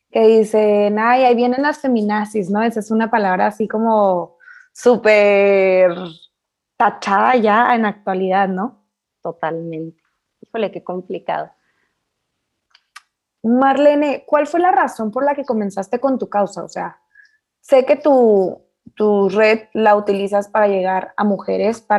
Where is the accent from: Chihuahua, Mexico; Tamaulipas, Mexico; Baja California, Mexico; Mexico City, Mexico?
Chihuahua, Mexico; Camargo; yo soy de Camargo